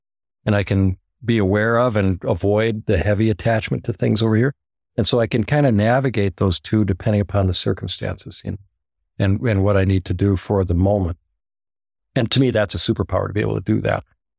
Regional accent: Minneapolis, Minnesota, United States; So I grew up in Minneapolis, and my mother, she was from Norway.

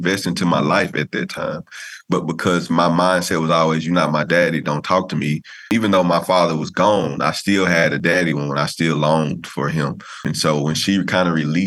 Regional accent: El Dorado, Arkansas, United States; now in Tyler, United States; I'm from El Dorado, Arkansas, specifically.

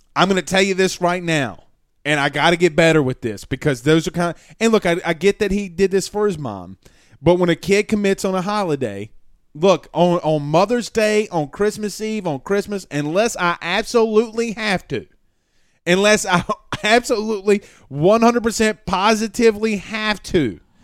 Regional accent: Franklin, Louisiana, United States; my hometown, by the way, Franklin, Louisiana

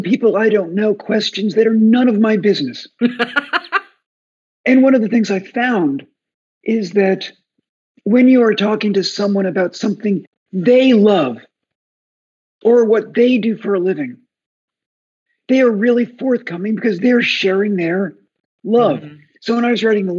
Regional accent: outside of New York City, United States; moved away as an adult; also born or lived in Miami, Florida; now in Vermont, United States; I grew up outside of New York City in every dysfunctional John Cheever-esque suburb there is, including Miami, Florida

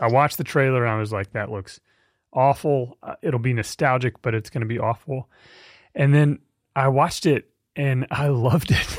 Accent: Fort Worth, Texas, United States; I grew up in Fort Worth, Texas

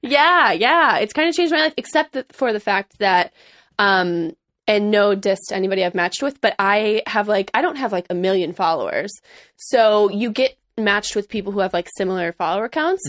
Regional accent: Chicago, Illinois, United States; also born or lived in Missouri; now in Los Angeles, United States; I grew up in Chicago, Illinois, mm-hmm. more specifically suburbs

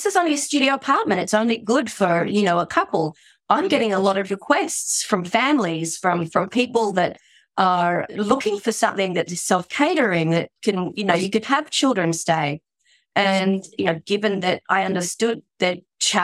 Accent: Australia; moved away as an adult; now in Japan; Obviously, by my accent, you can tell I'm not Japanese. So I'm Australian, and I found myself here in the year 2000 working with my brother.

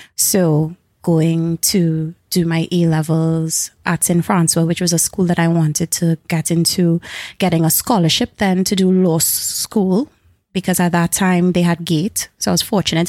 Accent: Carenage, Trinidad & Tobago; also born or lived in Edinburgh; I've been raised, born and raised in Caranage

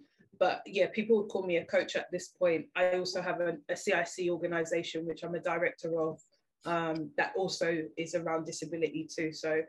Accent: Jamaica; And I think being Jamaican as well, like, being bigger wasn't a problem.

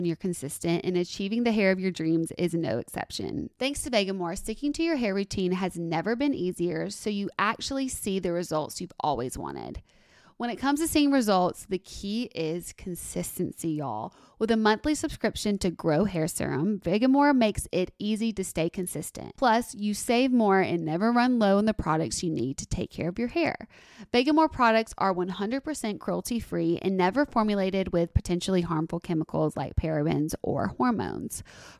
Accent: Alabama, United States; can I tell you that I thought that avocados were a new. Like a new discovery because I'm from Alabama.

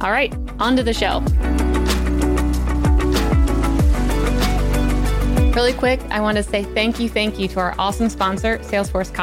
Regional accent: Maryland, United States; I am from Maryland

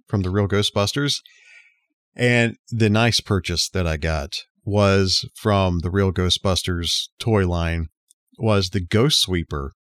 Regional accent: South Alabama, United States; I grew up down in South Alabama, right near Panama City Beach

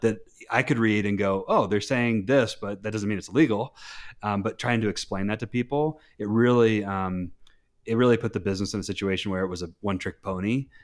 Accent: North Carolina, United States; moved away as an adult; now in Park City, United States; I was born in North Carolina. I, my parents got divorced at a young age, uh, and so I moved all around North Carolina

